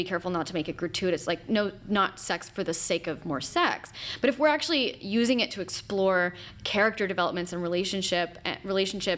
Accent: Los Angeles, California, United States; moved away as an adult; also born or lived in New York City; I moved back to Los Angeles from New York. I grew up here

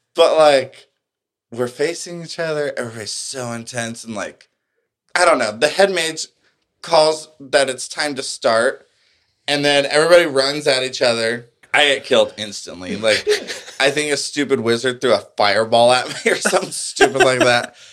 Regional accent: El Paso, Texas, United States; I grew up in El Paso

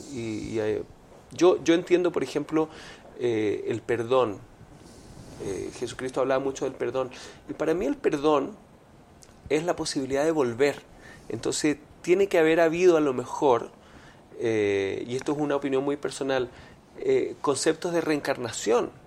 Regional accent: Montreal, Quebec, Canada; moved away; also born or lived in Venezuela; yo crecí en Canadá, en Montreal. En, Montreal, y frío. En invierno sí. a, ver, y yo soy un hijo de los 80

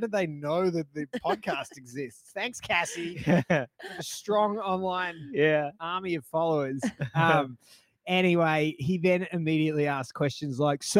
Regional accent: Australia; accent: Australian

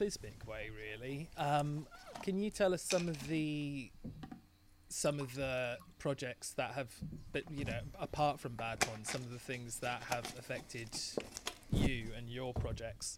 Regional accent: England, United Kingdom; I only speak one language because I'm English

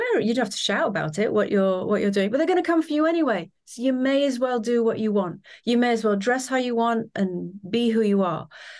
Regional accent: Trinidad, Trinidad & Tobago; So obviously I grew up in lots of different places. So the main place that I grew up was Trinidad in the Caribbean. And I suppose has quite an American influence there.

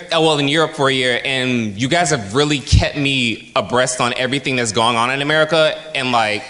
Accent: Fort Lauderdale, Florida, United States; moved away as an adult; because I'm from Fort Lauderdale, Florida, and I've lived in America.

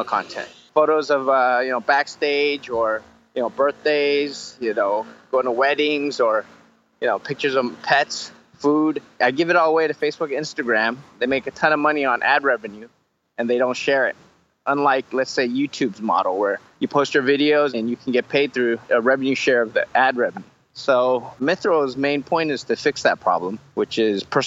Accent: United States; moved away as an adult; now in Taiwan; grew up in the States

